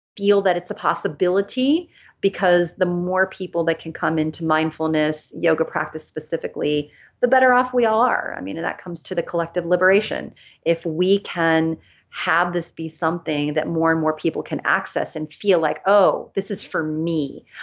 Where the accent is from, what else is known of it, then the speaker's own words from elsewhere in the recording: Los Angeles, California, United States; also born or lived in Germany; I live in Los Angeles. I grew up in Los Angeles as well as in Germany